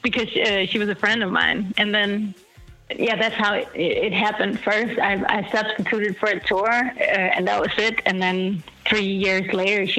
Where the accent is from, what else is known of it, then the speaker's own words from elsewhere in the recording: Denmark; I grew up in Denmark in the countryside